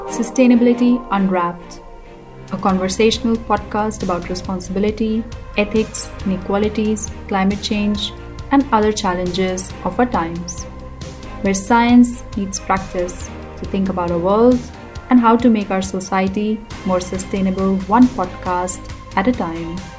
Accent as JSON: {"language": "English", "country": "Finland", "tie": "born or raised there", "also_born_or_lived": "Asia", "moved": "as an adult", "said": "I was born and bred in Finland"}